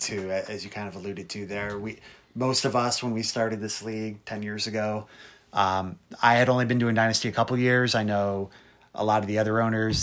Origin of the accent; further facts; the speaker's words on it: Cleveland, Ohio, United States; we are both from Cleveland area uh, in Ohio here